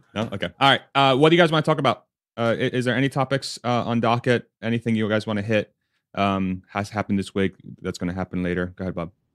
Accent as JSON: {"language": "English", "country": "Spain", "tie": "born or raised there", "said": "I was born in Spain"}